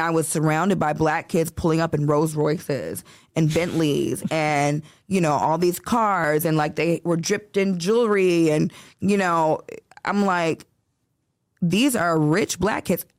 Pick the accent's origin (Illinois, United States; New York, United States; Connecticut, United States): Illinois, United States; Chicago; now in Los Angeles, United States; born and raised in Chicago